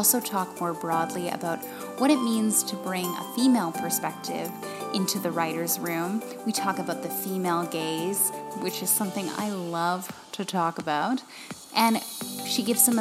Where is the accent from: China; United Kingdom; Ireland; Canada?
Canada; Manitoba; I'm from Manitoba